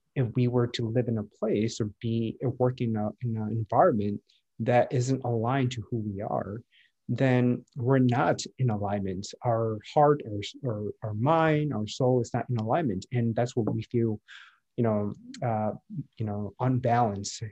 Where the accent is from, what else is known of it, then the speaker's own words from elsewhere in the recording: Midwest, United States; moved away as an adult; also born or lived in Minneapolis / San Francisco; now in San Diego, United States; was born and raised in the Midwest, lived in the Midwest all my life